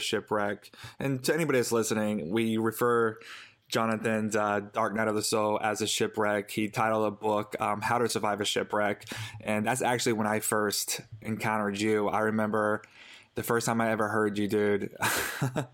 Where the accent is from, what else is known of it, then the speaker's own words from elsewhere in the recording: the Bible Belt, United States; growing up in the Bible Belt